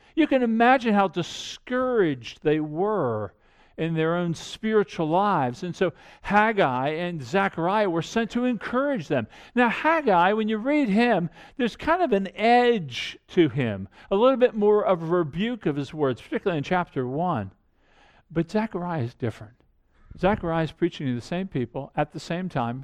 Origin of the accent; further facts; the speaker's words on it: Annapolis, Maryland, United States; I grew up outside of Annapolis